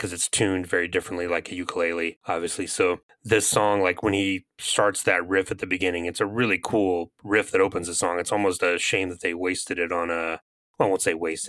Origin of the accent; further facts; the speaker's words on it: Marjorie Taylor Greene district, Georgia, United States; moved away; My hometown is the Marjorie Taylor Greene district